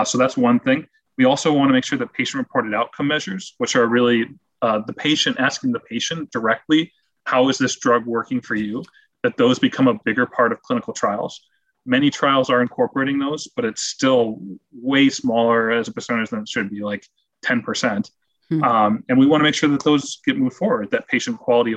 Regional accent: Rochester, New York, United States; moved away; my hometown of Rochester, New York

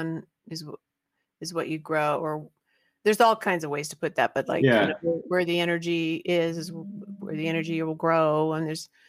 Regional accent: Christiansburg, Virginia, United States; from Christiansburg, Virginia

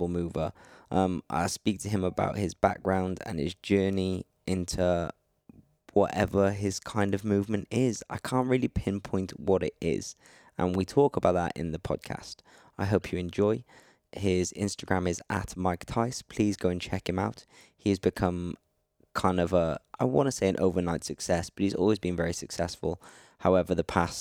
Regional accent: Wales, United Kingdom; also born or lived in North Hollywood, Los Angeles; now in England; I'm from Wales originally, but I'm living in England

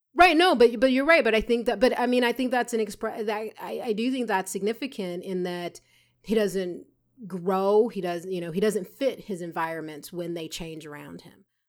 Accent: Atlanta, Georgia, United States; moved away; when I grew up in Atlanta

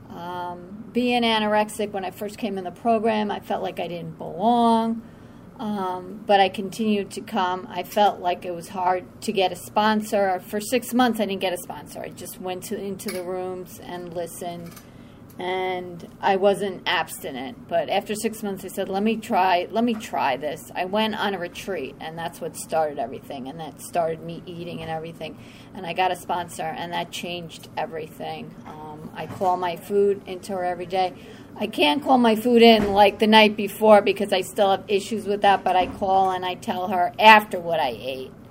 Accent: Somers, United States; And I'm from Somers.

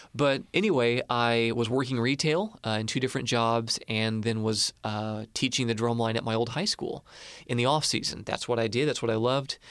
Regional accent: Marion, Illinois, United States; I grew up in Marion. It's like a rival town

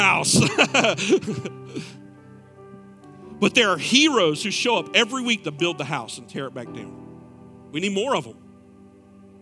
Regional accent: Clover, United States; moved away; my hometown of Clover

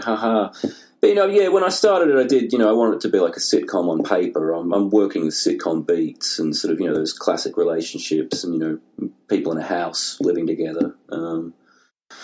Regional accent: Tasmania, Australia; moved away as an adult; also born or lived in London / Melbourne; now in Seattle, United States; growing up in Tasmania

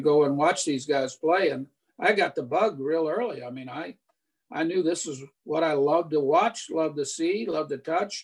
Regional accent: Tampa, Florida, United States; I was born and raised in Tampa, Florida

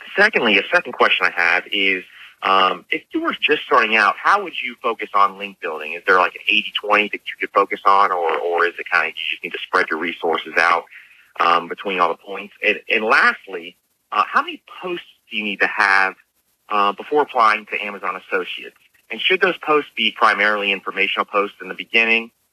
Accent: Tampa, Florida, United States; I'm actually from Tampa, Florida

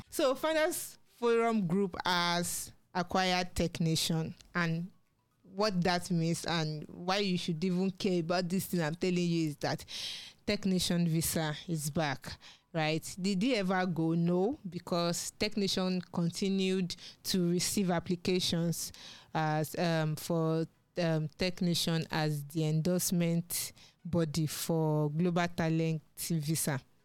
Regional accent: Nigeria; as a Nigerian

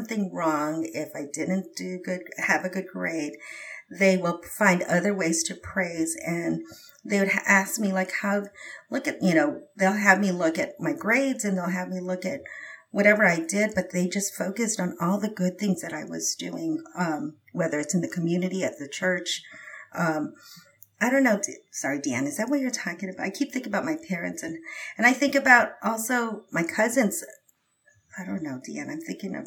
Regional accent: Philippines; I'm Filipino

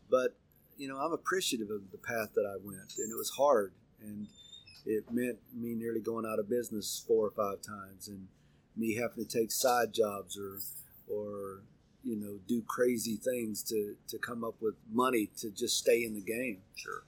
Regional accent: Pocola, Oklahoma, United States; moved away; I was raised in Pocola, Oklahoma, which is on the border of Arkansas and Oklahoma.

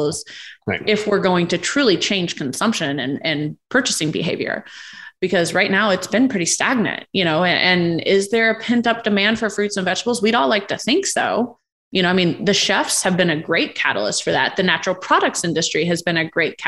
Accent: Indiana, United States; my home state, Indiana

